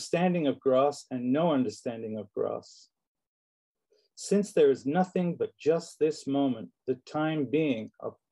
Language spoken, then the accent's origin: English; London, United Kingdom; now in United States; So in London, England, where I grew up, I was born in this country, but I grew up in London